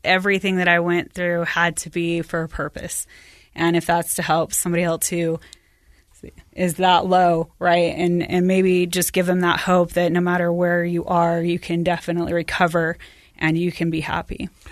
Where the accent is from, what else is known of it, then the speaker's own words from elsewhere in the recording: West Valley / Bountiful, Salt Lake area, Utah, United States; at the end of sixth grade, my parents decided that we were gonna move to Bountiful and, and to the top of the hill in Bountiful